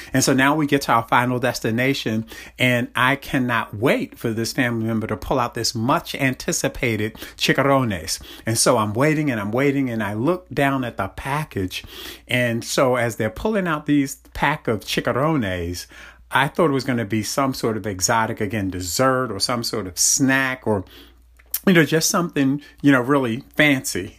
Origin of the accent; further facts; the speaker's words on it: Baltimore, Maryland, United States; I grew up in Baltimore, and my family's from North Carolina